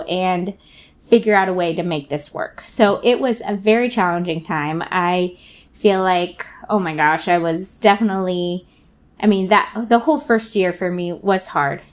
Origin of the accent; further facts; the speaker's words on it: Southern California, United States; now in Portland, United States; We're actually from Southern California